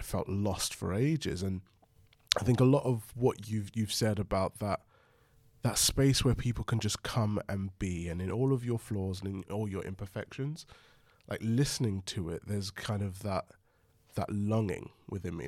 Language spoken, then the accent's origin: English; London, United Kingdom; I was brought up in London